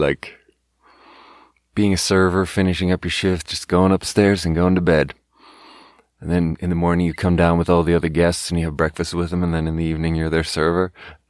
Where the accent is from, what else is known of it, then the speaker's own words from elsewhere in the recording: Sweden; And not to be like, yeah, I'm from Sweden.